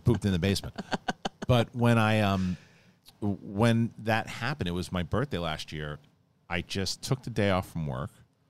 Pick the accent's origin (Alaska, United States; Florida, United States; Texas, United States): Alaska, United States; growing up in Alaska was tough